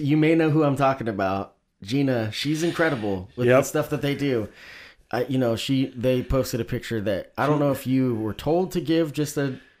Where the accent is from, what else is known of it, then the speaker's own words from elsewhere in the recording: Oregon, United States; growing up in Oregon, sometimes maybe we missed out.